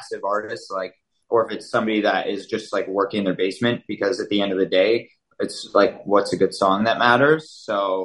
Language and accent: English; London, Ontario, Canada; moved away as an adult; I'm from London. We met at Western